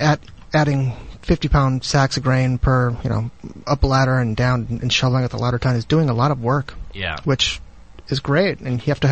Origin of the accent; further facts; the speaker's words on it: San Francisco, California, United States; I was born and raised in San Francisco